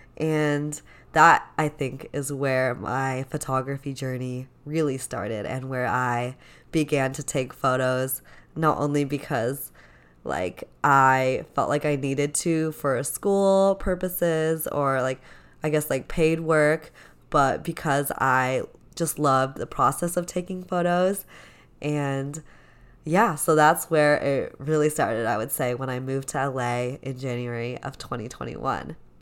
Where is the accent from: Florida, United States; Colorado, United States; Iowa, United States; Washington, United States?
Washington, United States; Seattle; I am from the beautiful and rainy Seattle, Washington. I grew up here, uh, this is my hometown